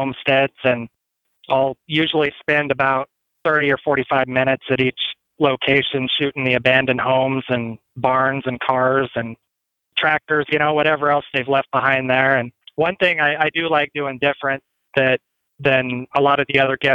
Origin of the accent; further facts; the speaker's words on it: Las Animas, Colorado, United States; moved away as an adult; also born or lived in Greeley, Colorado; now in Scottsbluff, United States; my hometown of Los Animas